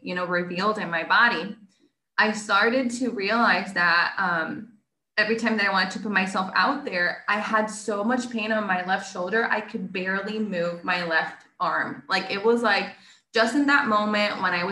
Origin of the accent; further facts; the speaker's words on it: Puerto Rico; first language Spanish; English is a second language; I'm from Puerto Rico